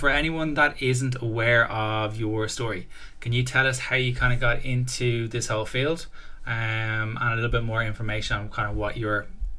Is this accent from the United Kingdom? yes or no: no; Dublin, Leinster, Ireland; accent: D4; I had to watch my D4 accent there.